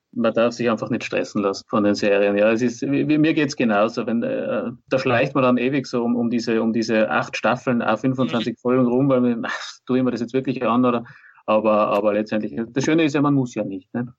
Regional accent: Austria; bei uns in Österreich

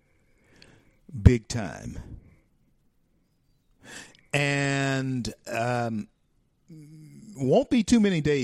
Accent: Shreveport, Louisiana, United States; in my hometown of Shreveport, Louisiana

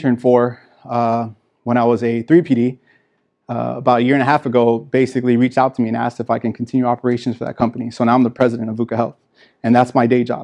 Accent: Miami, Florida, United States; I grew up in Miami, Florida

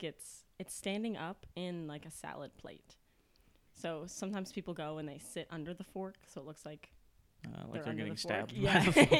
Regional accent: Watertown, Connecticut, United States; moved away as an adult; now in Springfield, United States; I'm from Watertown, Connecticut, specifically. Okay. It's about central western part of the state.

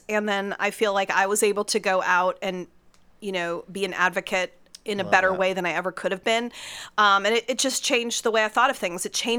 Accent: Pittsburgh, Pennsylvania, United States; born or raised there; moved away

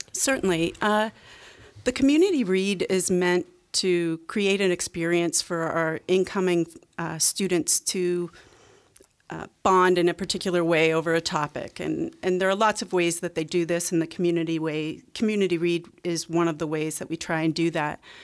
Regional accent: Canada; I grew up in Canada

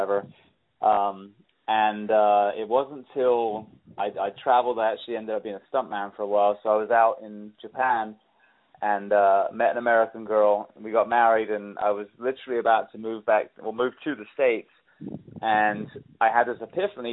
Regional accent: England, United Kingdom; moved away; I grew up in England

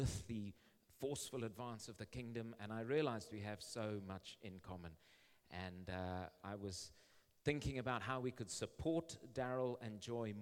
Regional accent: Zimbabwe; I live in Zimbabwe. I've been born and raised in Zimbabwe

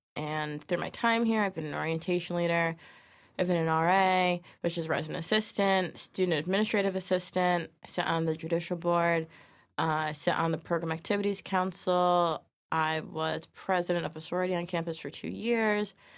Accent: New Milford, Connecticut, United States; I'm from New Milford, Connecticut, so it's down the road

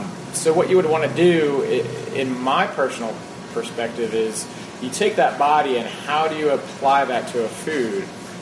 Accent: right outside of Philadelphia, New Jersey, United States; So I'm from South Philadelphia, or South Jersey, right outside of Philadelphia. Right. My parents grew up there. I went to high school in Philadelphia.

